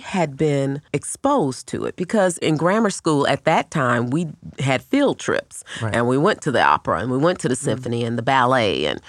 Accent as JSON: {"language": "English", "town": "Indianapolis", "region": "Indiana", "country": "United States", "tie": "born or raised there", "said": "I was born and raised here in Indianapolis, Indiana. My grandfather was a Baptist minister. My father worked at Chrysler, and my mother was a nurse"}